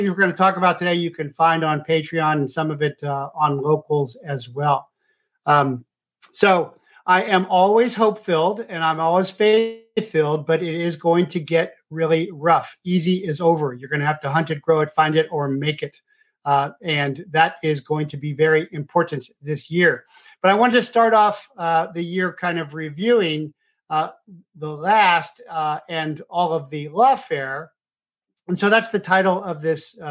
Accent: Cincinnati, Ohio, United States; I'm from Cincinnati

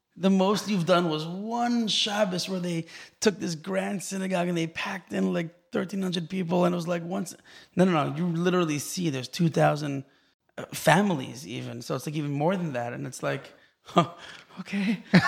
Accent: Los Angeles, California, United States; moved away as an adult; also born or lived in Israel / Silver Spring, Maryland; now in Far Rockaway, United States; I grew up in Los Angeles originally, and then we moved to Israel as a kid

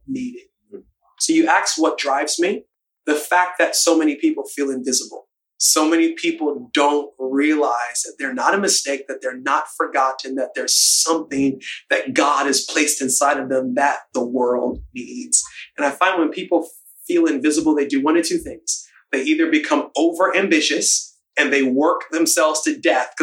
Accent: Baltimore, Maryland, United States; I was born in Baltimore. Parents are Bajan

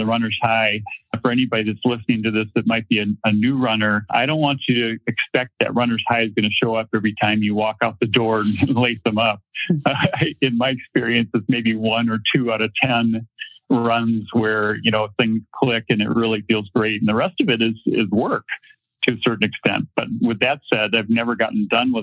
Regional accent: Minnesota, United States; moved away; I grew up in Minnesota

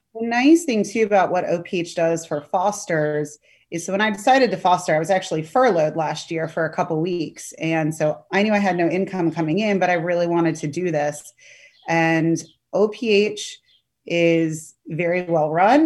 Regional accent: Sterling, Virginia, United States; also born or lived in Pennsylvania / Alexandria, Virginia; I'm a local to Northern Virginia. I grew up in Sterling, and now I'm in Alexandria

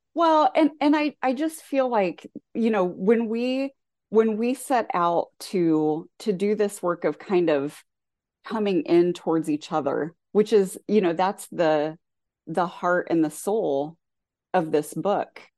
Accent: southwestern Ohio, United States; also born or lived in rural Indiana; now in Indiana, United States; the community I grew up in Ohio, southwestern Ohio

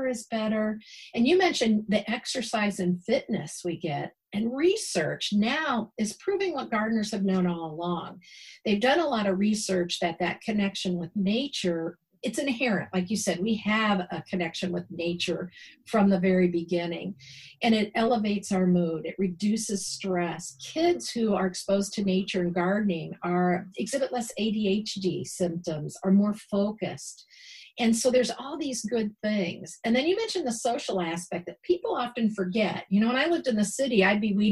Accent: Ohio, United States; now in Milwaukee, United States; I'm originally from Ohio

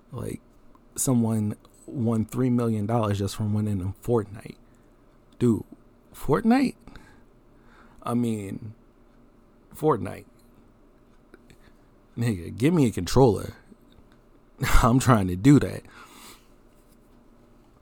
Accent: Philadelphia, Pennsylvania, United States; moved away; also born or lived in Maryland; I'm from Philly

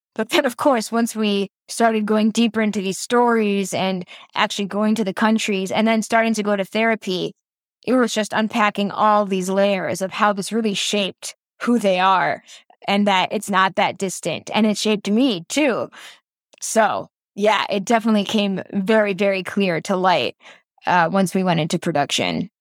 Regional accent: Chicago, Illinois, United States; growing up in the suburbs of Chicago

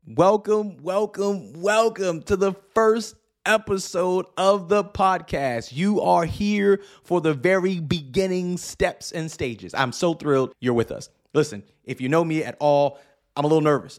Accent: New York City, New York, United States; moved away as an adult; now in Pacific Northwest, United States; I grew up in New York City, uh, and I have moved to the Pacific Northwest

